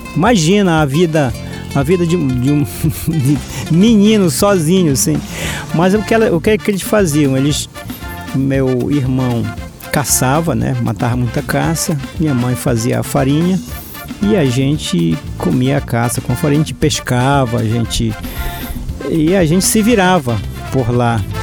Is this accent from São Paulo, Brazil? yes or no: no; São Pedro do Arapiuns, Pará, Brazil; moved away as an adult; eu sou natural de São Pedro do Rio Arapiuns, tenho 65 anos de idade, nasci e me criei no Arapiuns. Saí de lá já com os meus 33 anos de idade